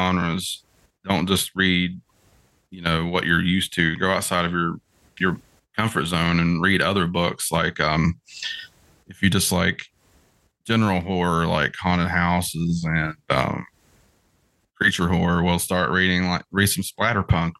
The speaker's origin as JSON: {"language": "English", "region": "West Virginia", "country": "United States", "said": "I'm from West Virginia"}